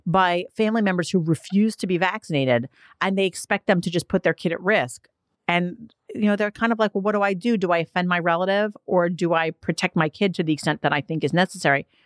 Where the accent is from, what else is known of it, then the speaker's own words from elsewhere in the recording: New York City, New York, United States; I'm from Staten Island